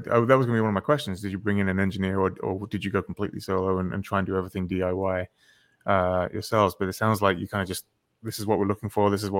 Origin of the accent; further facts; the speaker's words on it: England, United Kingdom; As an Englishman